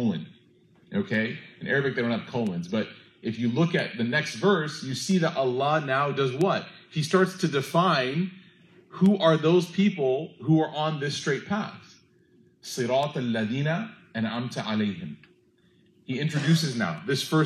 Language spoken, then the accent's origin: English; United States; We're from America